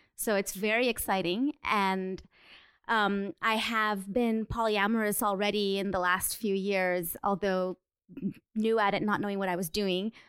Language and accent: English; Brazil; moved away as an adult; now in New York, United States; I'm also Brazilian, but I've been living in the U.S. for um, in New York for five years now